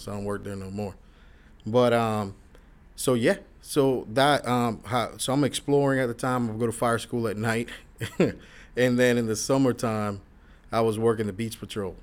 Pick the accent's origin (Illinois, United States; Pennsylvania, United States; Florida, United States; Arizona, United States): Florida, United States; born or raised there; also born or lived in New York